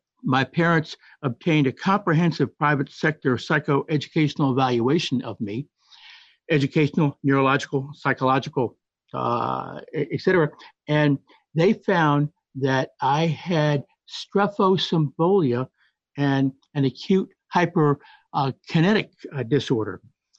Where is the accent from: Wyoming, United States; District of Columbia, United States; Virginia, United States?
District of Columbia, United States; Washington; I was raised in Washington, D.C., and attended D.C. public schools from kindergarten through the 11th grade.